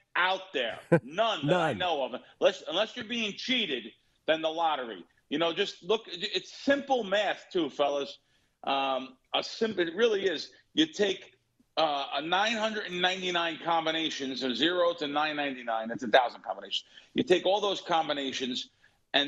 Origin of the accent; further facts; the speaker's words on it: United States; also born or lived in Bronx, New York / North Jersey / Central Jersey; growing up in the Bronx and growing up in North Jersey and Central Jersey even